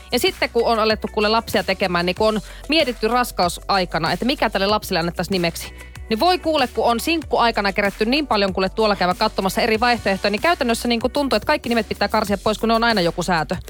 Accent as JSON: {"language": "Finnish", "town": "Oulu", "region": "North Ostrobothnia", "country": "Finland", "tie": "born or raised there", "moved": "yes", "said": "mun kotikaupungissa Oulussa"}